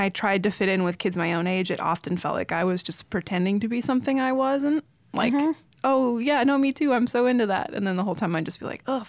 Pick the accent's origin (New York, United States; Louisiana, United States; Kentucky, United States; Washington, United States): Washington, United States; also born or lived in Thousand Oaks, California; Yeah, in Thousand Oaks, California. And when I was 8 months old, we moved to Washington State.